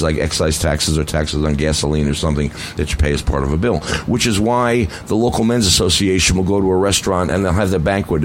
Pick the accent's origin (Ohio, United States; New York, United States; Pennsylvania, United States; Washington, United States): New York, United States; New York City; I come from the Bronx, so I have different pronunciation